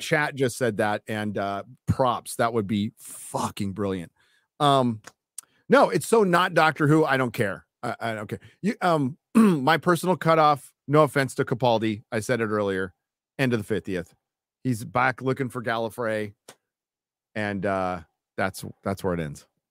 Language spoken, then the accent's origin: English; United States; As an American